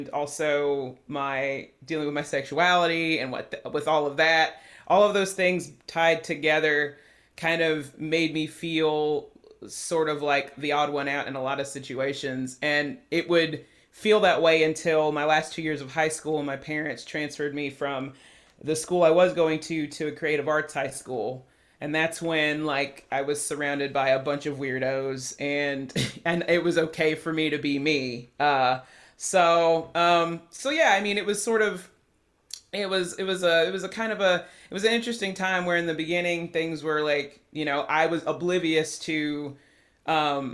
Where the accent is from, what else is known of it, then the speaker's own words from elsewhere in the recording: Chattanooga, Tennessee, United States; I grew up in the suburbs in Chattanooga, so we lived in like East Brainerd